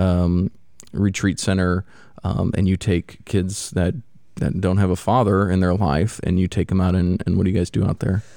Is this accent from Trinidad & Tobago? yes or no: no; Missouri, United States; now in Florida, United States; I grew up in the Midwest, Missouri